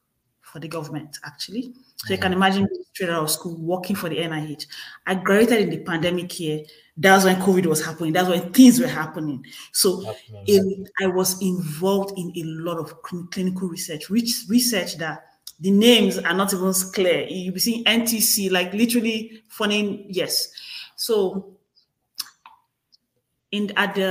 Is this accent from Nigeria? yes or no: yes; Nigeria; moved away as an adult; now in United States; I'm a Nigerian